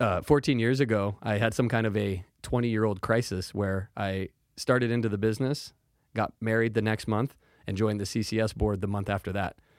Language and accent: English; Salem, Oregon, United States; born and raised right here in Salem